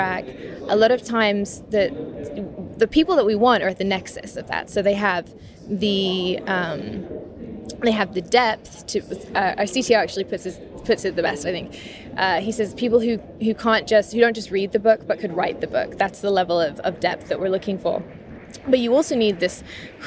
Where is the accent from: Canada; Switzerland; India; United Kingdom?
United Kingdom; England; I grew up in England and in the countryside